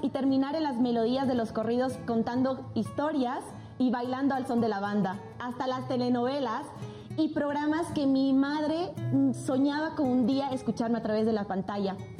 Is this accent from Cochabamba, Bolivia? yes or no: no; Sucre, Chuquisaca, Bolivia; moved away; Amo con locura mi ciudad natal Sucre toda la diversidad de mi querida Bolivia